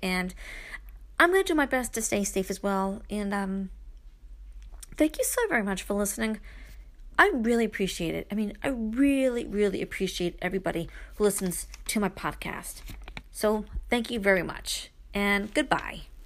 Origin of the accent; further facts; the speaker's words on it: Brooklyn, New York, United States; moved away; I am still that girl that was born and raised in Brooklyn, even though I live in the country.